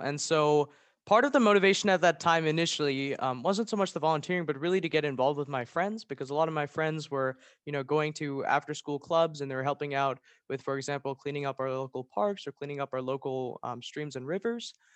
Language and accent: English; Maryland, United States; I'm a junior from Maryland